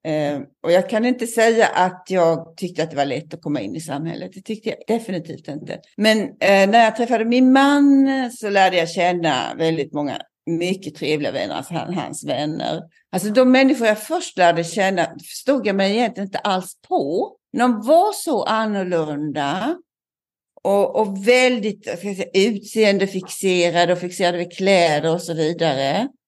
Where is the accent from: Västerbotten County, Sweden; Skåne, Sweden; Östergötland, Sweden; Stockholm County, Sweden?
Skåne, Sweden; Lund; also born or lived in Småland / Öland; jag är inte uppvuxen hela barndomen i Lund. Jag har bott mycket i Småland, jag har bott på Öland. Och kom tillbaka till Lund i tonåren. Jag tog studenten i Lund